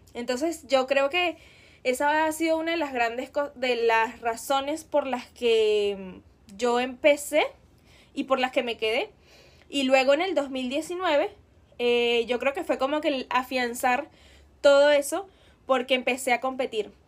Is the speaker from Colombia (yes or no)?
no; Venezuela; escuchábamos mucho en Venezuela en esa época